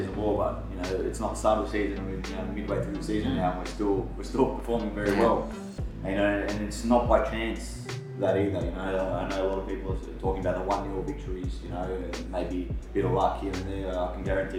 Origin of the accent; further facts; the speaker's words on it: Canberra, Australian Capital Territory, Australia; growing up in Canberra